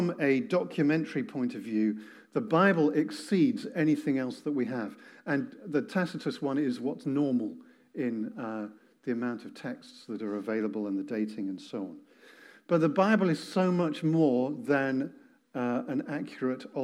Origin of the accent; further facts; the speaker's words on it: England, United Kingdom; I'm English